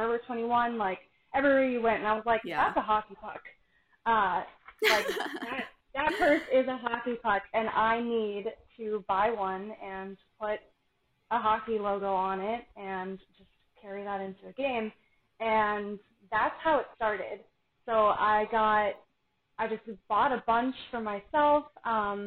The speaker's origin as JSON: {"language": "English", "region": "Florida", "country": "United States", "tie": "born or raised there", "said": "I am born and raised in Florida, but my parents are from Buffalo"}